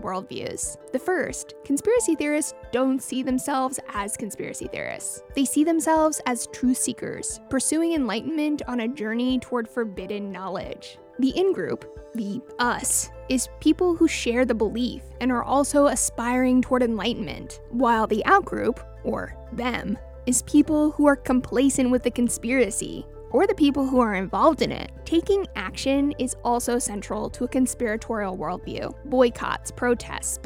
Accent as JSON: {"language": "English", "region": "Washington", "country": "United States", "tie": "born or raised there", "said": "When I was a kid growing up in Washington State"}